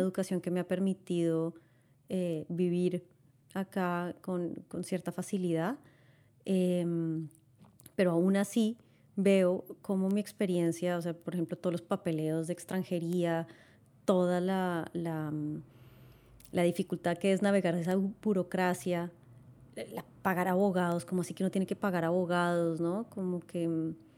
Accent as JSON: {"language": "Spanish", "country": "Colombia", "also_born_or_lived": "Barcelona, Spain", "moved": "as an adult", "lives_now": "Spain", "said": "somos inmigrantes en España y somos emigrantes de Colombia."}